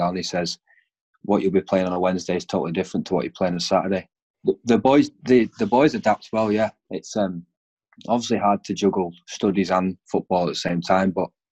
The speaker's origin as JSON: {"language": "English", "town": "Morecambe", "region": "North West England", "country": "United Kingdom", "moved": "as an adult", "lives_now": "Stirling, United Kingdom", "said": "I came down from England to play. I came from Morecambe"}